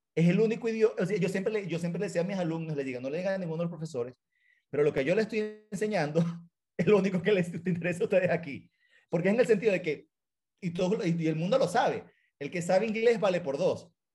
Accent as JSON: {"language": "Spanish", "town": "San Joaquín", "region": "Carabobo", "country": "Venezuela", "tie": "born or raised there", "moved": "as an adult", "lives_now": "United States", "said": "yo soy de San Joaquín, Las Panelas"}